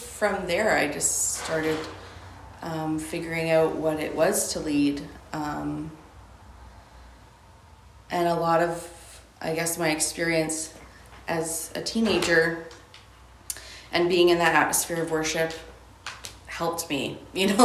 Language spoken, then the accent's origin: English; Ontario, Canada; moved away as an adult; also born or lived in Alberta; I grew up in Ontario.